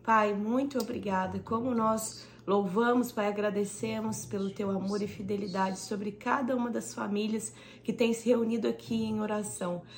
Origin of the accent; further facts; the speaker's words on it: Brazil; now in Austin, United States; Nós que somos brasileiros